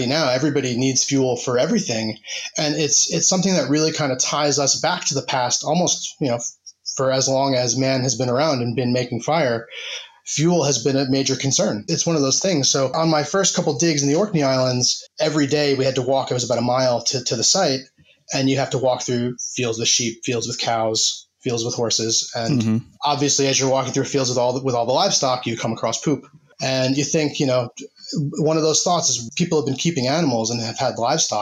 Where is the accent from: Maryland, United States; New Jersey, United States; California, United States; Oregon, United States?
New Jersey, United States; moved away as an adult; now in Bradford, United Kingdom; I'm originally from New Jersey, and now I live in the city of Bradford in the UK in West Yorkshire